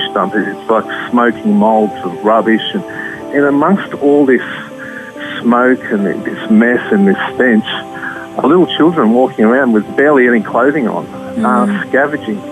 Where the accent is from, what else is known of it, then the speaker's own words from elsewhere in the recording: Australia; as Australians